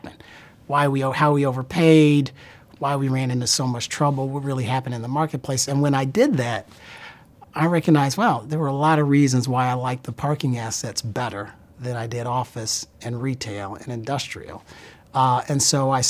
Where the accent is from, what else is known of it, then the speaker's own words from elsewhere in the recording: Columbus, Ohio, United States; moved away; also born or lived in Chicago; I was born in Columbus, Ohio